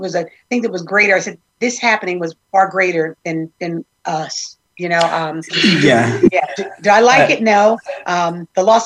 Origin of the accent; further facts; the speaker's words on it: New Jersey, United States; I'm from New Jersey